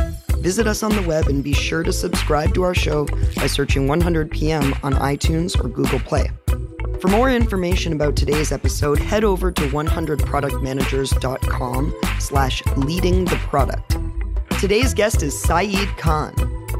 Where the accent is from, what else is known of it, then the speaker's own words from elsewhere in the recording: Canada; we're from Canada. We're two Canadians in Australia right now.